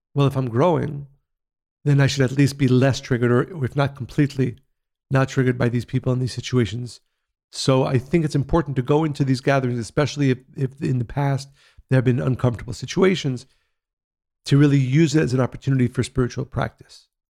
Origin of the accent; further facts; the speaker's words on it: Israel; growing up in Israel, in the seventies and eighties